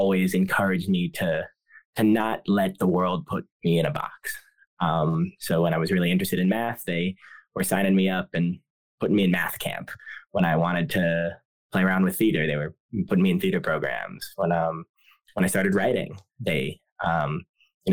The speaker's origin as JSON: {"language": "English", "town": "Edgewood", "region": "Rhode Island", "country": "United States", "tie": "born or raised there", "also_born_or_lived": "New York / Los Angeles", "moved": "as an adult", "said": "I grew up in Edgewood"}